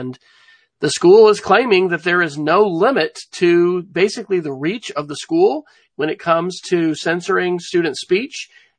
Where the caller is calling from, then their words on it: Oklahoma City, Oklahoma, United States; I'm joining from Oklahoma City, where we are having some spring weather